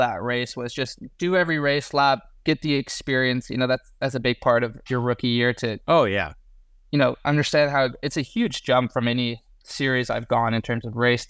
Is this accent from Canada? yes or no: no; England, United Kingdom; now in United States; I think it really started when I came from England. I'd raced 2 years in British F3 in 2019-2020, and then decided to come over to what was Indy Lights at the time